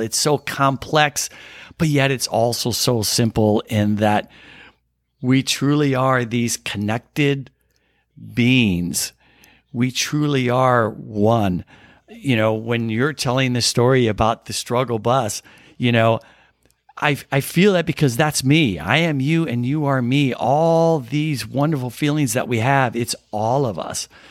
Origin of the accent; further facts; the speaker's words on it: Southern Illinois, United States; I grew up in Southern Illinois, right on the Illinois Missouri border